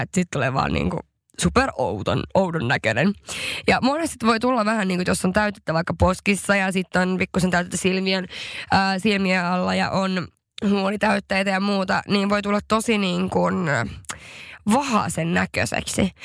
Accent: Haparanda, Norrbotten County, Sweden; mä oon kotoisin Haaparannasta

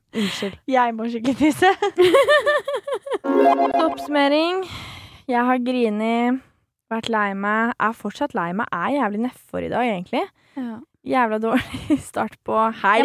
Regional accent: Svelvik, Vestfold, Norway; jeg er fra Svelvik

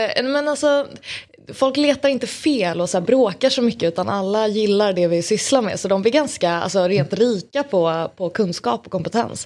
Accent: Sundbyberg, Stockholm County, Sweden; Jag är från Sundbyberg

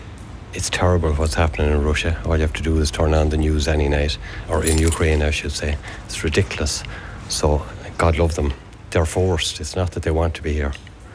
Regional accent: Ireland; as an Irish person, if I was on Hard Times in Ireland, where I've worked for 33 years

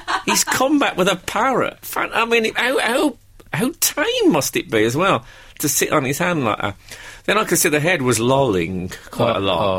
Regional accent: United Kingdom; I'm a British comedian in a public place, there's a dead parrot, I feel I have to do something.

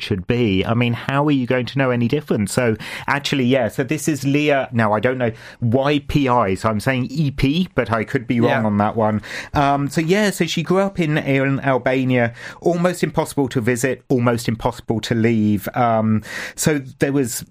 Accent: England, United Kingdom; now in Ireland; me from my English background

